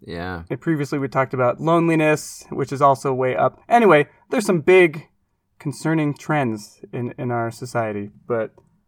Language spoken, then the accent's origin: English; Portland, Oregon, United States; moved away; where I grew up in Portland, Oregon.